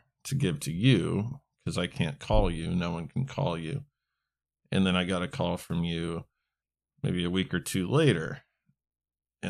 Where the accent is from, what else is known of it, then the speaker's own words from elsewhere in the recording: Fairbanks, Alaska, United States; I am from Fairbanks, Alaska. I lived in the town when this murder happened.